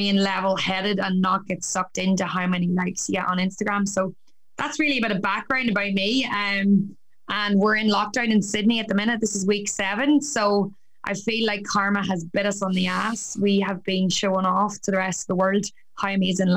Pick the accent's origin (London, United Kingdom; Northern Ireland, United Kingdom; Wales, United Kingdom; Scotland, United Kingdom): Northern Ireland, United Kingdom; County Down; moved away as an adult; also born or lived in Newcastle, County Down; now in Australia; I'm originally from County Down. I moved to Australia 6 years ago